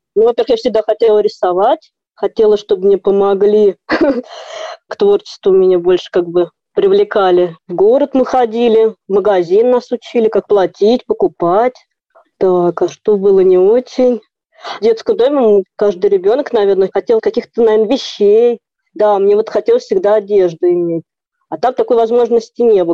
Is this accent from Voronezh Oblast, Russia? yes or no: yes; Voronezh, Voronezh Oblast, Russia; я вообще из Воронежа